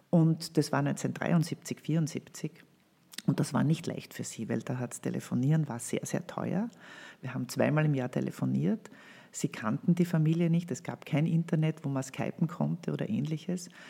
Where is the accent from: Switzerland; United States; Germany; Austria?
Austria; Gföhl, Lower Austria; also born or lived in Krems; ich bin in Krems geboren, habe die ersten paar Jahre meines Lebens in Gföhl im Waldviertel verbracht